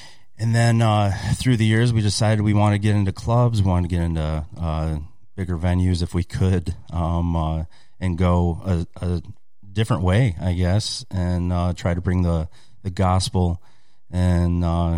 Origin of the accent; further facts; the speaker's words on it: Monroe, Michigan, United States; also born or lived in Tennessee; I grew up here in Michigan, and actually right here in Monroe, the great county of Monroe, Michigan.